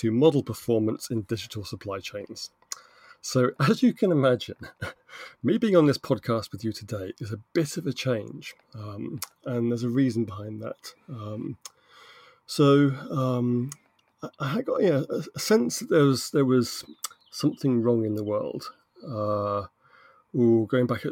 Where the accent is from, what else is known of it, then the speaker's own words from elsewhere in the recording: United Kingdom; I'm British